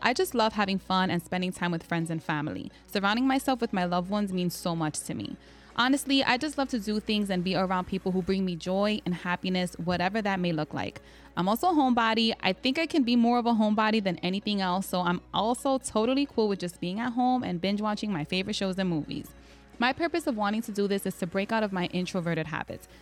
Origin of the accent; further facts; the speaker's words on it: New York City, New York, United States; I'm a Latina, Puerto Rican, and Dominican, born and raised in the South Bronx